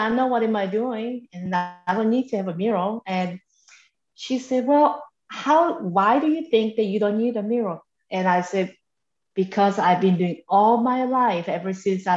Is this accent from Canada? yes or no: no; South Korea; now in Macon, United States; I am originally from South Korea, and I have lived in the United States for over 3 decades.